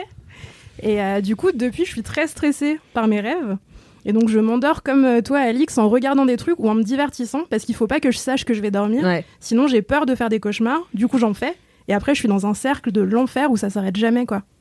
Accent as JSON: {"language": "French", "town": "Ouvéa", "region": "Loyalty Islands Province", "country": "New Caledonia", "moved": "yes", "lives_now": "Paris, France", "said": "je suis originaire de Nouvelle-Calédonie, euh, de l'île d'Ouvéa très précisément"}